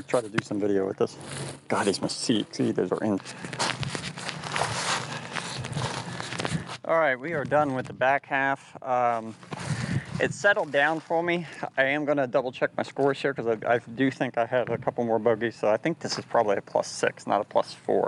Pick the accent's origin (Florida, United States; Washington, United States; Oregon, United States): Florida, United States; I'm from Florida